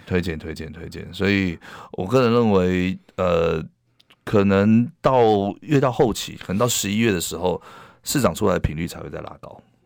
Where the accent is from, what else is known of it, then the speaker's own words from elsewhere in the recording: Taiwan; 我们台湾人